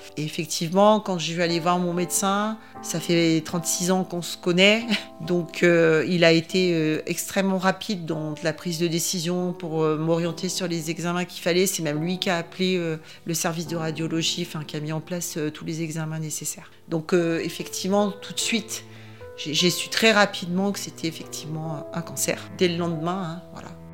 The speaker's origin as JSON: {"language": "French", "town": "Grenoble", "region": "Auvergne-Rhône-Alpes", "country": "France", "tie": "born or raised there", "also_born_or_lived": "Le Fontanil / Voreppe / Lac de Paladru", "said": "Je suis euh, originaire de la région euh, grenobloise. Je suis née à Grenoble, j'ai vécu une grosse partie de ma vie au Fontanil."}